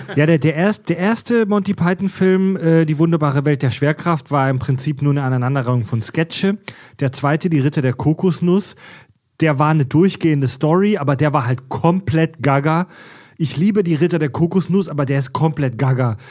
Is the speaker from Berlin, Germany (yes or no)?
no; Kieselbronn, Baden-Württemberg, Germany; ich komme aus Kieselbronn ja, in der Nähe von Pforzheim